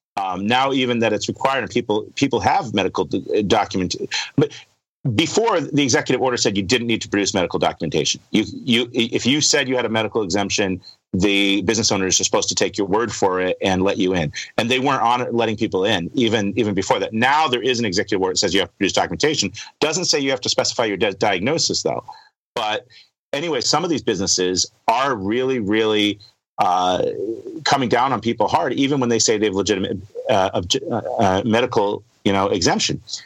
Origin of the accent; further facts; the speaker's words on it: United States; as an American